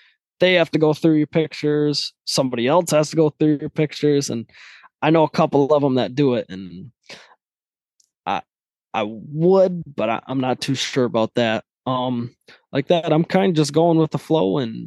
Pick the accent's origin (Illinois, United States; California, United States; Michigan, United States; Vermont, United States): Michigan, United States; Midland; I was born into like farming lifestyle. So I'm from Michigan, Midland, Michigan, and it's a lot of cornfields, bean fields